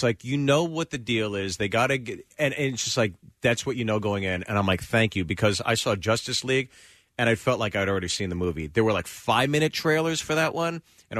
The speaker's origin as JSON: {"language": "English", "town": "Pittsburgh", "region": "Pennsylvania", "country": "United States", "said": "I'm from Pittsburgh."}